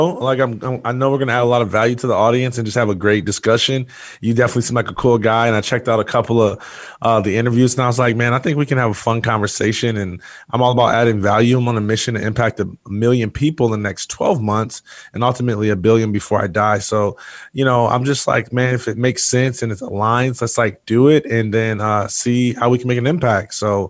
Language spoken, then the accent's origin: English; Jackson, Michigan, United States; born there; I was born in Jackson, Michigan, and grew up wanting to be a professional athlete